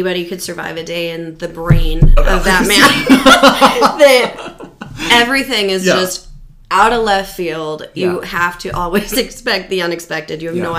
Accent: Rapid City, South Dakota, United States; also born or lived in Michigan; I'm from Rapid.

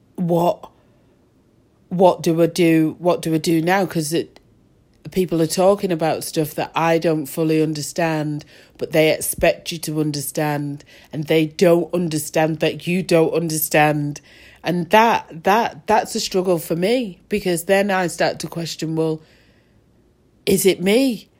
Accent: Manchester, North West England, United Kingdom; also born or lived in Moss Side / Rusholme; I definitely come from Manchester. I was born in, um, Levenshulme and, uh, I moved to Ardwick and then Fallowfield.

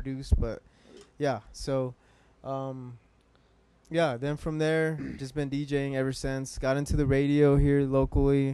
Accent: Salt Lake City, Utah, United States; I'm from Salt Lake City, born and raised here

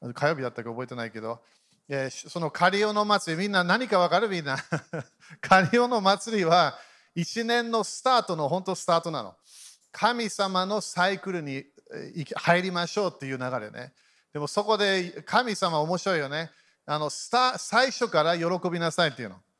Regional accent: Japan; 日本で生まれた

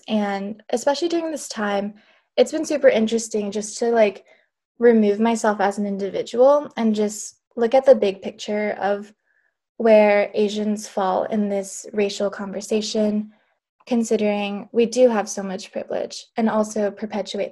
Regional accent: Washington, United States; also born or lived in Japan / Alabama; we moved to Washington when I was eight, and I've been here ever since.

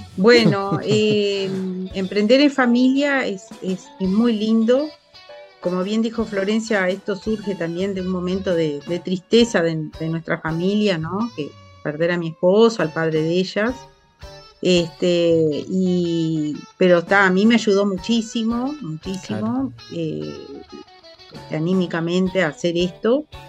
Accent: Tacuarembó, Uruguay; yo soy de Tacuarembó, mi familia es de Tacuarembó.

